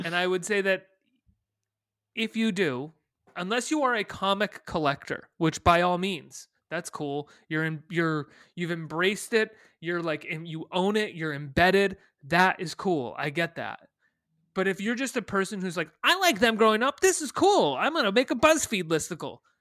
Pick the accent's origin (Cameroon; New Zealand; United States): United States; Western Massachusetts; I grew up in Western Massachusetts, specifically next door to Northampton, Massachusetts